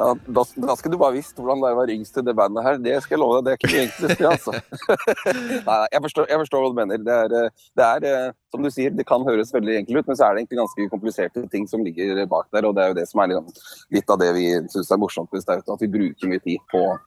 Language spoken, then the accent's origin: Norwegian; Beitostølen, Innlandet, Norway; moved away; vi er opprinnelig fra Valdres. Jeg er fra et ganske lite sted som heter Beitostølen